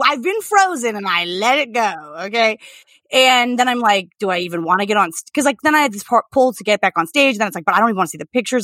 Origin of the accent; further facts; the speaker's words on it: United States; as an American